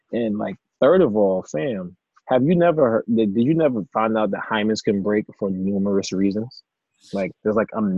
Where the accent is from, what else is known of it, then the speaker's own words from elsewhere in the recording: Maryland, United States; So Mr. Harris, I reside in Maryland, Maryland. That's where I'm from.